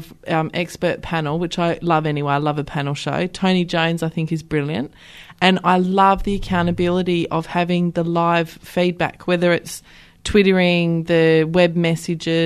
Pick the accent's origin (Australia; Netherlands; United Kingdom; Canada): Australia; Wilson Tuckey's electorate, Western Australia; I grew up in Wilson Tuckey's electorate